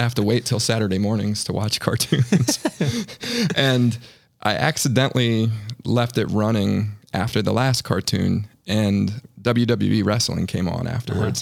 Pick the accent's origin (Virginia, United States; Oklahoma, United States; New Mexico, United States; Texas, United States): Virginia, United States; Northern; moved away as an adult; now in Charlotte, United States; living in my hometown, essentially my hometown in Northern Virginia.